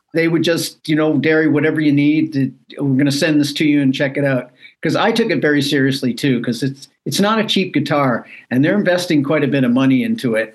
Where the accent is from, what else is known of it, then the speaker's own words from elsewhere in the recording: Canada; moved away as an adult; now in United States; I'm a Canadian citizen